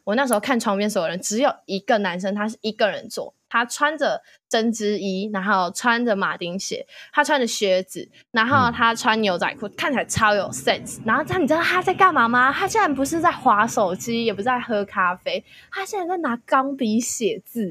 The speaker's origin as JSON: {"language": "Chinese", "town": "Hsinchu", "country": "Taiwan", "said": "我是新竹人"}